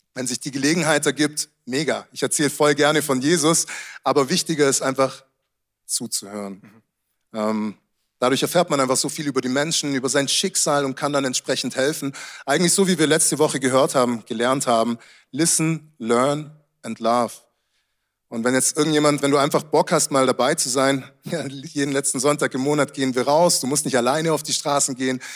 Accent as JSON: {"language": "German", "country": "Germany", "also_born_or_lived": "Munich", "said": "wie wir hier in Deutschland aufzuwachsen"}